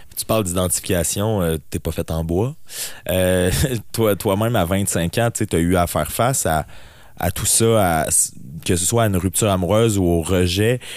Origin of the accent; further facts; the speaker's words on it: BTB, Quebec, Canada; je suis natif de la BTB et j'y suis présentement